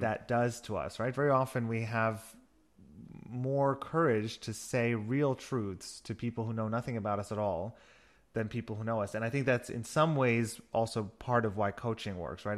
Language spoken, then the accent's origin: English; New York, United States; moved away as an adult; also born or lived in Berlin / Barcelona; now in Germany; I'm originally from New York and have been living in Germany for the last 14 years